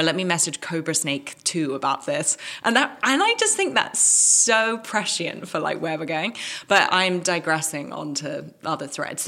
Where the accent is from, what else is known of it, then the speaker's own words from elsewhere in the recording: Hong Kong; also born or lived in Caribbean / England; now in United States; Like I was born in Hong Kong. I like lived there, lived in the Caribbean for a bit, lived in England. Now I'm in America.